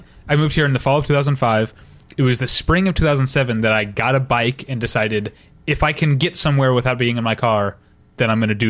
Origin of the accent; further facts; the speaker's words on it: St. Louis, Missouri, United States; now in Los Angeles, United States; I'm from St. Louis, the suburbs of St. Louis, Missouri, originally.